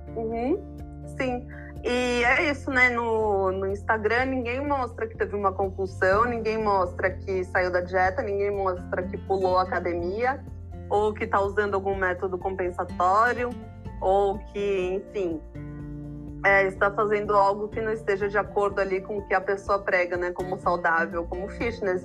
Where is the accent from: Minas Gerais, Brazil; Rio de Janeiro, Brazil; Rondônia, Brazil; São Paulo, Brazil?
São Paulo, Brazil; moved away as an adult; Eu me mudei para a praia para ter mais esse contato, mas eu morei minha vida inteira em São Paulo.